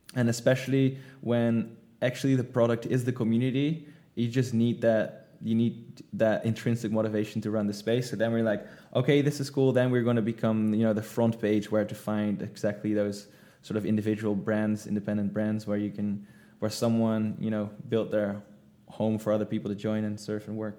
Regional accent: Netherlands; moved away as an adult; now in Indonesia; I'm from the Netherlands.

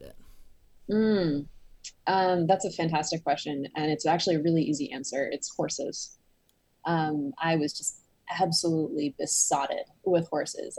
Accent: Cambridge, Massachusetts, United States; also born or lived in Boston, Massachusetts; I grew up in Cambridge, Massachusetts, not the one in the UK, but the one in the US

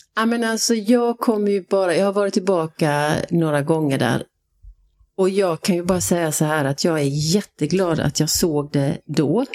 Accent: Halmstad, Halland County, Sweden; born or raised there; moved away as an adult; also born or lived in Skåne / Switzerland / Dubai

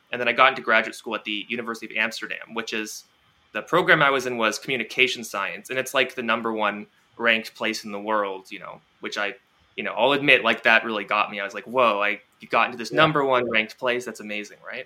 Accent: Toronto, Ontario, Canada; I grew up in Toronto. Yeah, that's where I am now as well

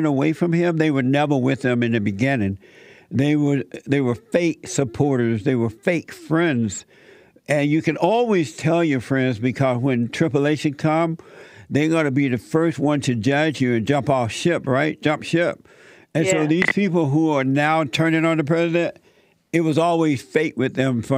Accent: Alabama, United States; moved away; when I was growing up in Alabama.

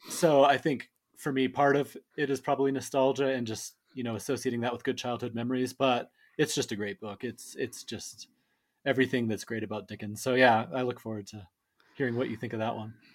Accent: Colorado, United States; I was born and raised in Colorado

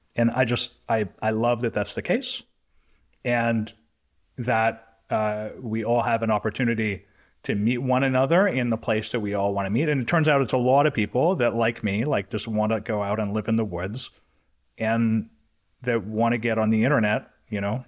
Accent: Canada; I'm Canadian

